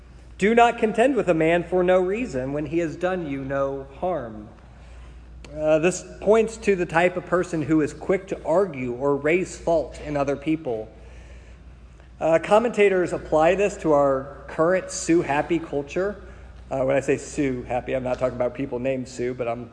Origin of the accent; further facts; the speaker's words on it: Springfield, Illinois, United States; I grew up in Springfield, and Springfield is known for Abraham Lincoln.